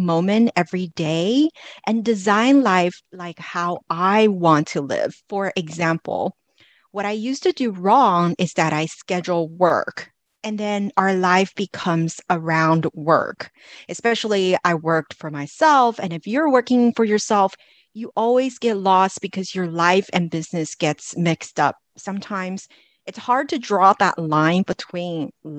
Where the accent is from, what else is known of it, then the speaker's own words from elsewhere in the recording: Los Angeles, California, United States; moved away; I am originally from Los Angeles